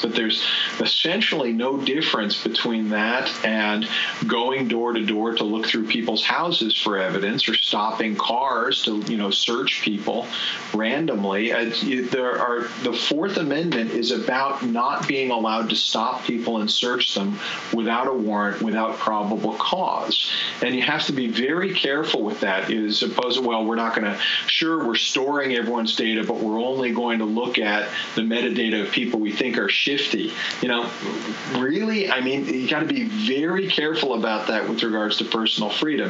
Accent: United States; as an American

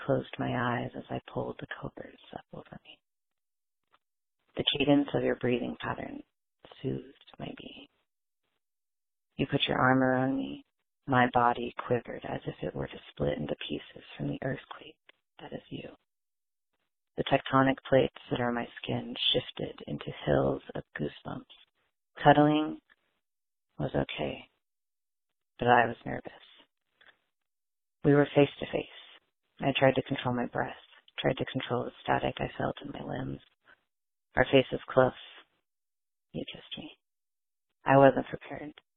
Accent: Portland, Oregon, United States; I'm from Portland, Oregon

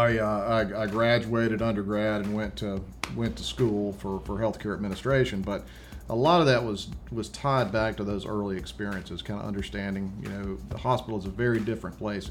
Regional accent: Vicksburg, Mississippi, United States; the city where I grew up in Vicksburg, Mississippi

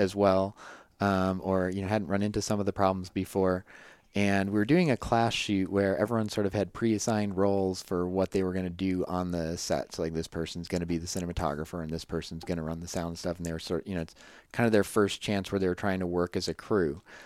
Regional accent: Midwest, United States; moved away as an adult; I'm from the Midwest

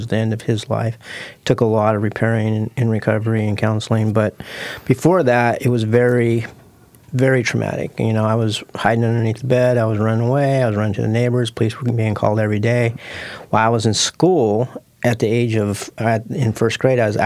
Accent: Portland, Oregon, United States; I was born and raised in North Portland

